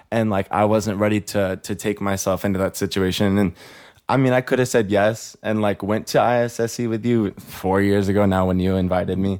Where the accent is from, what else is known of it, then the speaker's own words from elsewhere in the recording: Bakersfield, California, United States; moved away as an adult; now in Los Angeles, United States; My story starts in the beautiful rich town of Bakersfield, California